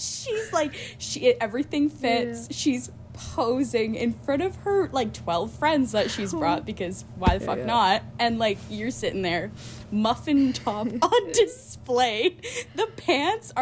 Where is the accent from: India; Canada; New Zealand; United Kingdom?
Canada; Vancouver, British Columbia; also born or lived in Port Coquitlam, British Columbia; I'm from Vancouver, BC